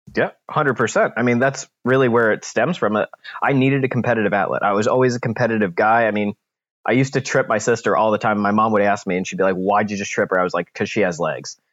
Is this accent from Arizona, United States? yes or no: no; New Jersey, United States; now in St. Louis, United States; I grew up in New Jersey